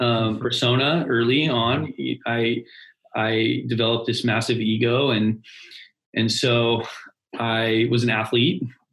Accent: California, United States; So, long story short is I grew up in Southern California.

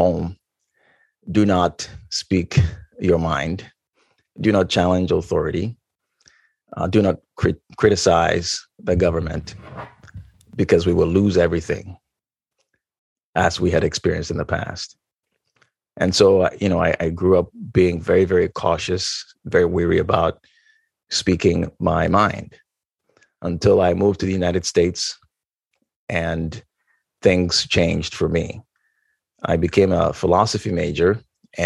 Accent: Ghana; moved away; I grew up in Ghana, West Africa

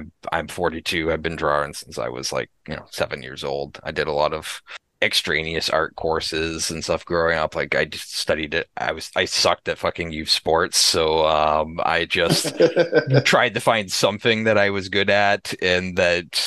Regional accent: Massachusetts, United States; now in New Hampshire, United States; I grew up in Massachusetts.

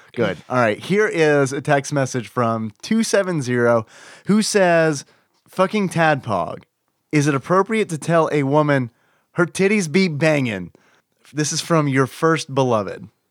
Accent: the South, United States; accent: southern; I hear my southern accent

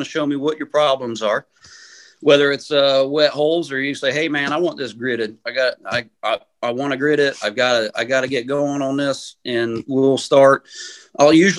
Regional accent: Aledo, Illinois, United States; I get to work for my hometown now

